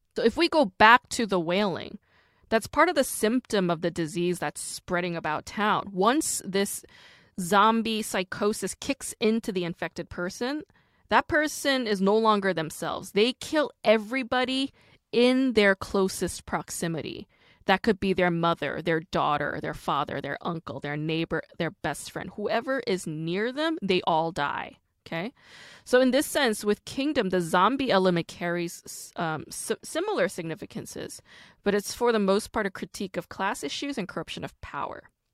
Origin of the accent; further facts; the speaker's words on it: Busan, South Korea; I was born in Busan.